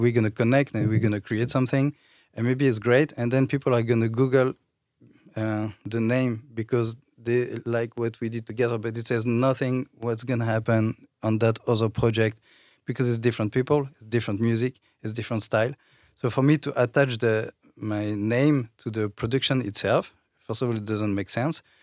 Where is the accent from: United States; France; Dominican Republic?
France; accent: French; English is a second language; moved away; i come from france i think you can hear my accent